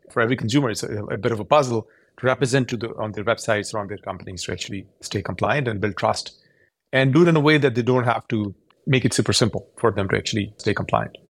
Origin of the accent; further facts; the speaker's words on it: Karachi, Sindh, Pakistan; moved away as an adult; also born or lived in Purdue, Indiana, United States; now in Silicon Valley, United States; I was born there. I grew up in Karachi.